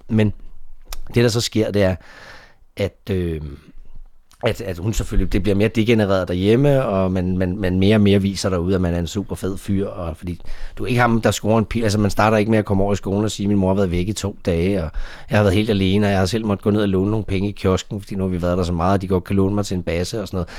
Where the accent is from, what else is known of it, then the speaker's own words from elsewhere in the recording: Denmark; also born or lived in Dallas; jeg var fra Danmark